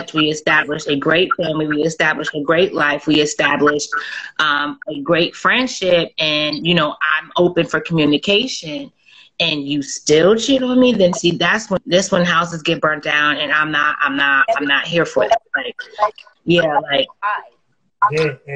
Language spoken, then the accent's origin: English; New Jersey, United States; also born or lived in North Carolina; We from Jersey